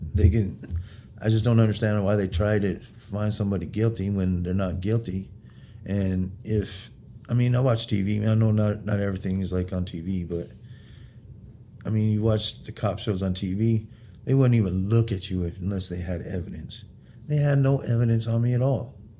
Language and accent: English; Wyoming, United States; also born or lived in Springfield, Missouri; I'm born in Springfield, raised in Wyoming